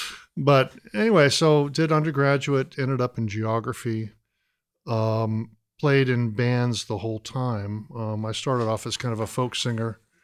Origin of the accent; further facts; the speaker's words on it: Atlanta, Georgia, United States; also born or lived in Boston; now in Athens, United States; back home to Georgia. I'm from Atlanta